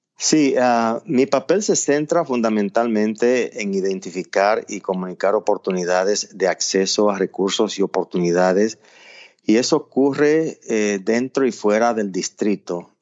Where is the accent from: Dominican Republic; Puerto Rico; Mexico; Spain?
Dominican Republic; Puerto Plata; also born or lived in Miami; now in Nashville, United States; nací y crecí en Puerto Plata, es una provincia de la costa norte de la República Dominicana